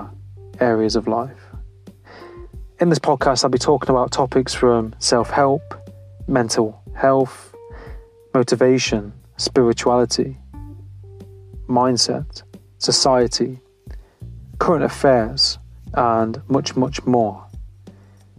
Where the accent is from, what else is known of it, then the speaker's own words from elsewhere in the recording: Nottingham, East Midlands, United Kingdom; Well, I'm from where he's from. I'm from Nottingham.